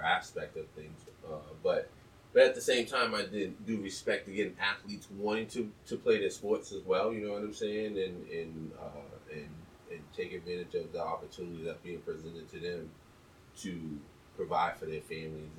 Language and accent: English; New England, United States; I'm from New England, being here in Boston